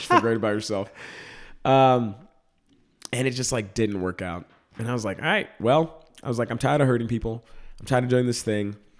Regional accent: Dallas, Texas, United States; moved away; I grew up in Dallas, Texas. I'm from the suburbs of Dallas

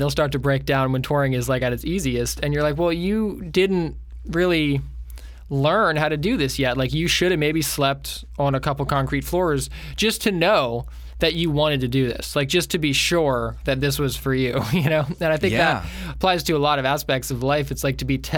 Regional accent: Jessup, Maryland, United States; also born or lived in Nashville; now in Florida, United States; we're from Maryland, but my parents and my sister have lived here for a long time

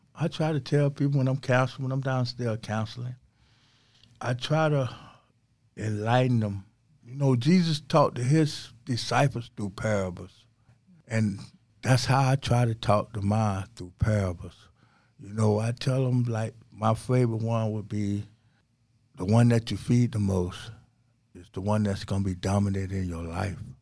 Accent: St. Petersburg, Florida, United States; I was born and raised in Saint Petersburg, Florida

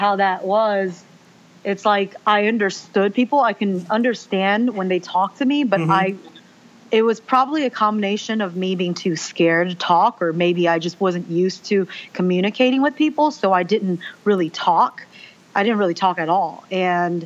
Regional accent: United States; first language Mandarin Chinese; English is a second language; I was born in the United States

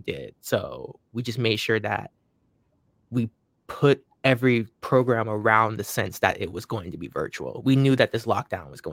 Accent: Florida, United States; moved away; also born or lived in Washington State / Lynden, Washington / New Hampshire; I was really raised in Florida. Like, that's where, like, a bulk of my, like, you know, being raised was at in my childhood

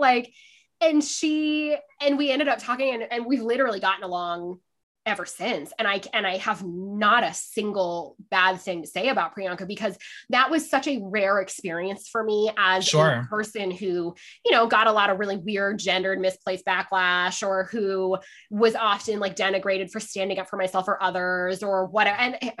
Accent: Canada; also born or lived in England / Scotland; So I am Canadian. But we did so many postings that like I lived in almost all of the provinces. And then we also did postings in England and Scotland when I was a child, which I loved.

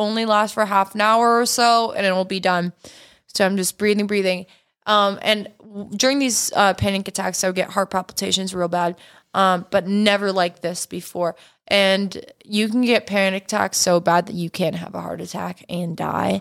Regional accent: Canada; also born or lived in Los Angeles, United States; now in United States; I'm Canadian

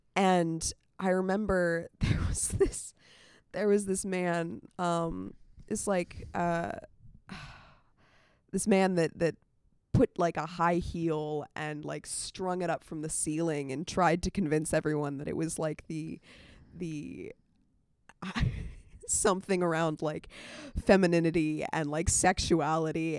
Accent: Winchester, Virginia, United States; moved away as an adult; now in Atlanta, United States; I'm from Winchester, Virginia.

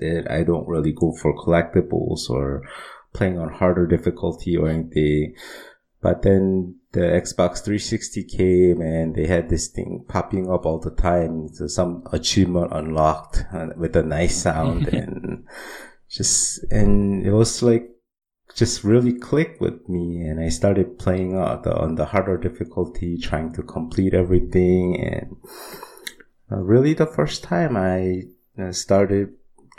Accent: Seoul, South Korea; also born or lived in United States; So I was born and raised in Seoul.

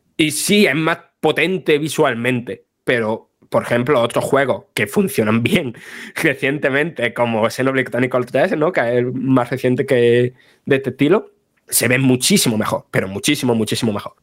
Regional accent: Spain

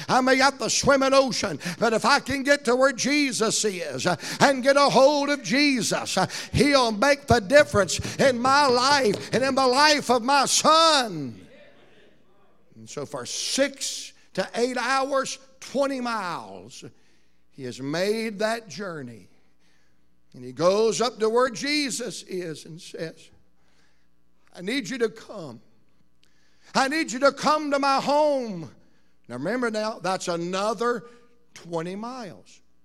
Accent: Roanoke Rapids, North Carolina, United States; us Roanoke Rapids people

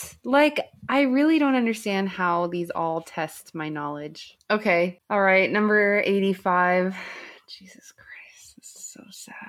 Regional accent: California, United States; we're from California

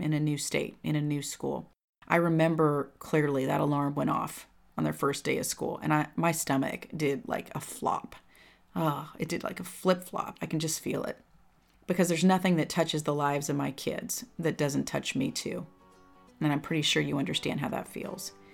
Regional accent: California, United States; moved away as an adult; When I grew up in California, I was in the same, I went th, all through grammar school, high school, with all the same kids

